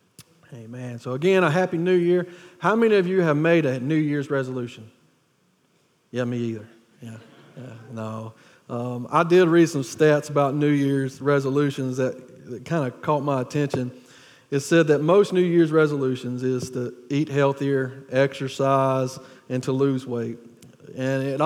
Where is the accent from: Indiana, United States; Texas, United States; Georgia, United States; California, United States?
Georgia, United States; Wilkinson County; planting a church in Wilkeson County, which is about 30, 40 minutes away from here. It's my hometown. It's the people that I grew up